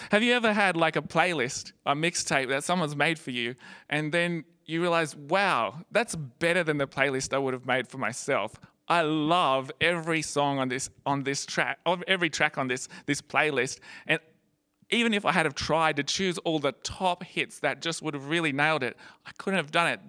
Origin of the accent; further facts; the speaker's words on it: Gold Coast, Queensland, Australia; It was when I was 15, as a, a high school student, um, growing up on the Gold Coast.